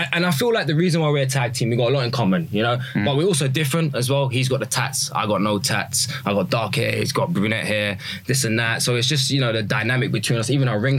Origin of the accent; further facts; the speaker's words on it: England, United Kingdom; I'm obviously from England.